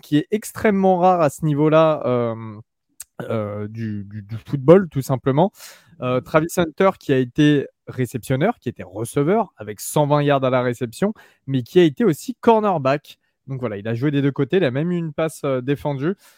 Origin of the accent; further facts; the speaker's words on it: France; chez nous en France